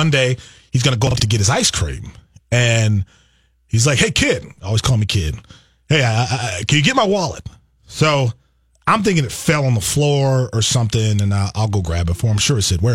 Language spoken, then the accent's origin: English; Milwaukee, Wisconsin, United States; now in Minnesota, United States; I'm from Milwaukee, and I'm not saying this because, you know, I grew up with the Brewers.